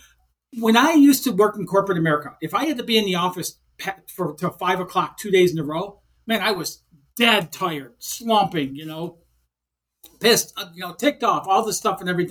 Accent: Detroit, Michigan, United States; I grew up in Detroit, Michigan

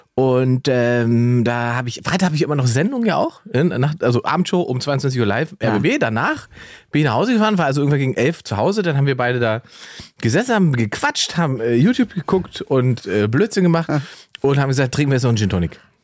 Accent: East Germany, Germany; Ich bin ja Ossi.

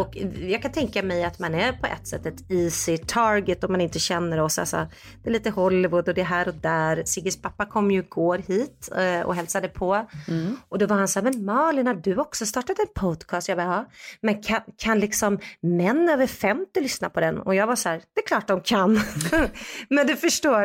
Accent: Sweden; moved away as an adult; now in United States; som svensk

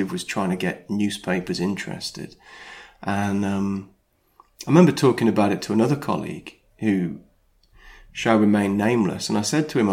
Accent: United Kingdom; also born or lived in Sydney, Australia; I was born over there, grew up in the UK

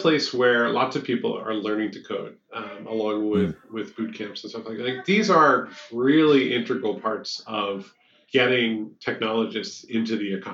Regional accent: Southeastern Pennsylvania, United States; I grew up in Pennsylvania. I've been Southeastern PA.

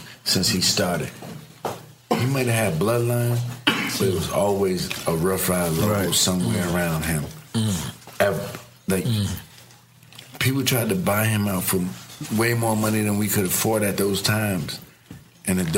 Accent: New York City, New York, United States; I grew up in the Bronx

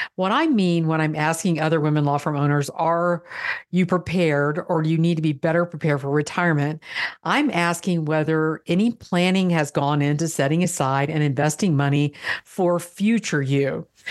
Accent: Florida, United States; I'm from Florida

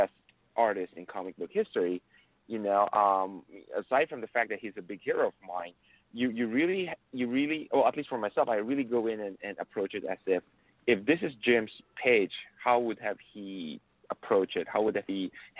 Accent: Philippines; I grew up in the Philippines. Actually, I was born and raised there.

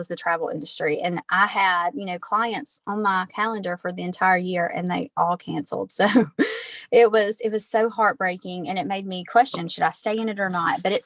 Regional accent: near Hattiesburg, South Mississippi, United States; I am from South Mississippi, right outside of Hattiesburg.

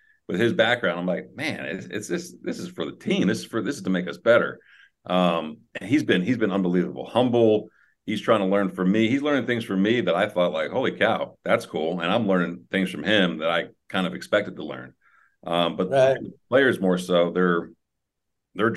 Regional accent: New Jersey, United States; I grew up in New Jersey.

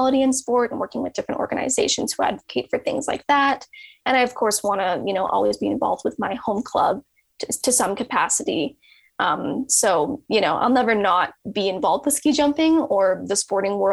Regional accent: Calgary, Alberta, Canada; I'm from Calgary

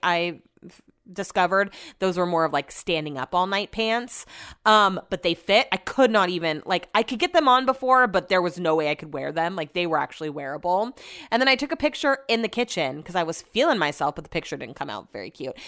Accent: Sacramento, California, United States; I'm also from Sacramento

